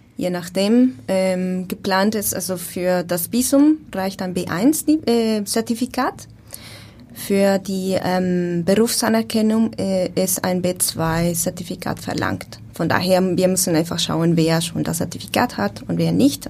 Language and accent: German; Bogotá, Colombia; German is a second language; moved away as an adult; also born or lived in Austria / Germany; now in Hamburg, Germany; Ich komme ursprünglich aus Bogotá, Kolumbien